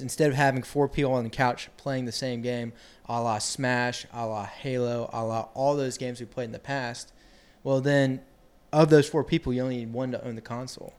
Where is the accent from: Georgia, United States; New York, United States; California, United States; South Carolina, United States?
Georgia, United States; Athens; I'm from Athens, Georgia